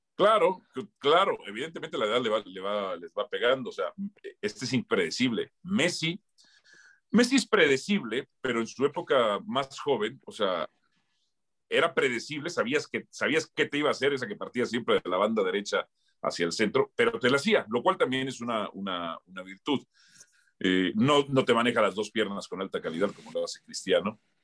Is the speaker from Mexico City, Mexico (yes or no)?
yes; Mexico City, Mexico; moved away; also born or lived in Tlalnepantla, State of Mexico / Pedregal; yo soy de Miscuac